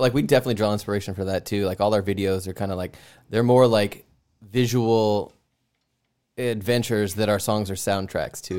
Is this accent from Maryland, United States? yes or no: no; Southern California, United States; moved away; also born or lived in Bay Area; I grew up in Southern California